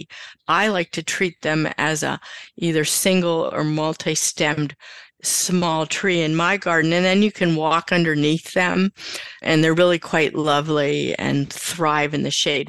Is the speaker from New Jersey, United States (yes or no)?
no; outside of Pittsburgh, Pennsylvania, United States; now in Maine, United States; I grew up outside of Pittsburgh